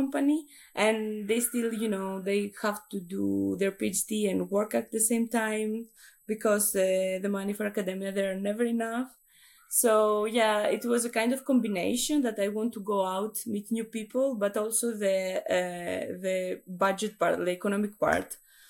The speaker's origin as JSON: {"language": "English", "country": "Greece", "also_born_or_lived": "France", "second_language": "English", "moved": "as an adult", "lives_now": "Czech Republic", "said": "Greece. I'm from Greece. Yes. Okay. Yes. And I was there, I studied there physics for 6 years, something like that. And after, I moved to France for my master."}